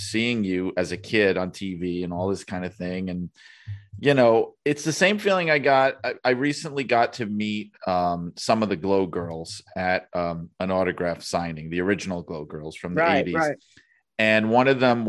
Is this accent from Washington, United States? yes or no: no; New York City, New York, United States; moved away as an adult; now in Connecticut, United States; I grew up in Brooklyn, New York, and now I'm stuck out in Connecticut